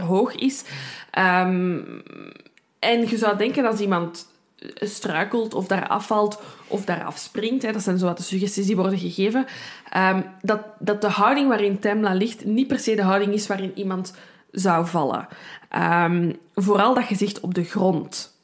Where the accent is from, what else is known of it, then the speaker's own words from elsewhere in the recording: Brussels, Brussels-Capital Region, Belgium; ik ben van Brussel, ik kan er niet aan doen. Soms komt er iets Frans uit.